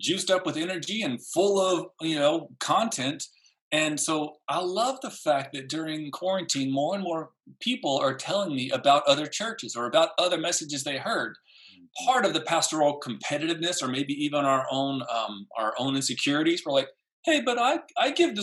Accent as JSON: {"language": "English", "town": "San Antonio", "region": "Texas", "country": "United States", "tie": "born or raised there", "said": "growing up in San Antonio"}